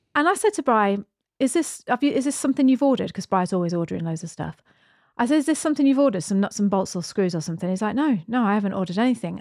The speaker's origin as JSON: {"language": "English", "country": "United Kingdom", "moved": "as an adult", "lives_now": "New Zealand", "said": "We're British. We emigrated to New Zealand fourteen years ago"}